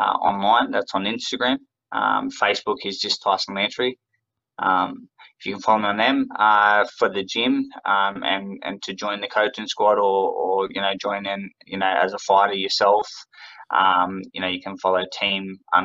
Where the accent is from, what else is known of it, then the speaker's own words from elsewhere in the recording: Australia; I'm an Aussie